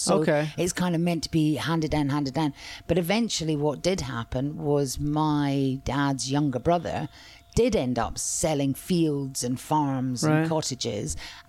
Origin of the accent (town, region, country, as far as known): Scotland, United Kingdom; born or raised there